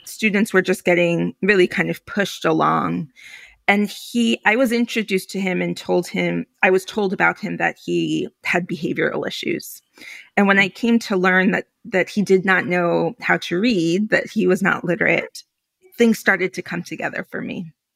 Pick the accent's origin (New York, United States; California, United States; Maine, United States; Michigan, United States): New York, United States; New York City; also born or lived in Philadelphia / Alaska / Puerto Rico; I'm Puerto Rican, I'm from New York